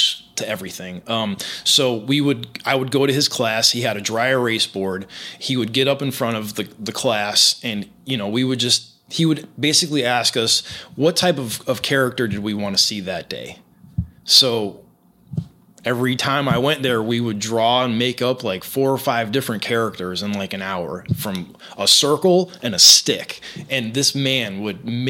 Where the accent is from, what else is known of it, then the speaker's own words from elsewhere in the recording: Florida, United States; moved away as an adult; also born or lived in Buffalo Grove, Illinois; now in New York City, United States; where I grew up in Florida